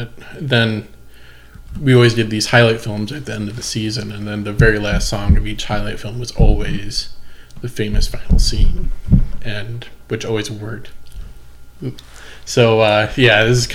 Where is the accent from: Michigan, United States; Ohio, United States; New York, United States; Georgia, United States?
Michigan, United States; Montrose; also born or lived in Grand Rapids, Michigan; growing up in Montrose, like, you know, it's a very conservative town.